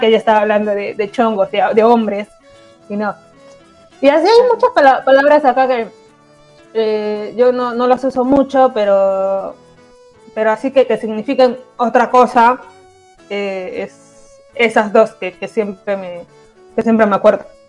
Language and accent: Spanish; Peru; moved away as an adult; now in Argentina; yo soy peruana